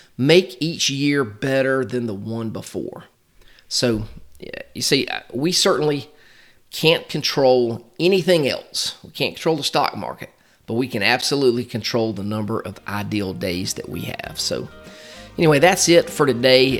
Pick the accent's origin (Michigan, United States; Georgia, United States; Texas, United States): Georgia, United States; Macon; my hometown of Macon, Georgia